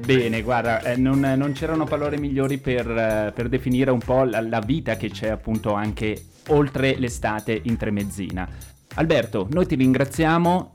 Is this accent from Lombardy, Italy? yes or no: yes; Ossuccio, Lombardy, Italy; io sono di Osuccio